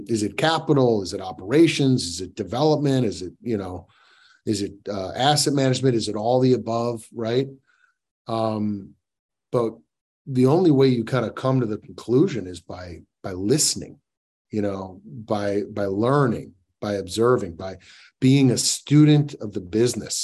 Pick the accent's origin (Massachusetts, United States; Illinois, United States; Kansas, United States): Illinois, United States; Northbrook; I grew up in Northbrook, Illinois